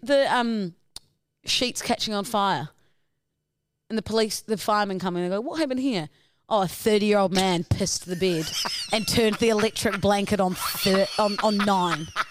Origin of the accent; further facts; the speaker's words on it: New Zealand; accent: Kiwi; my Kiwi accent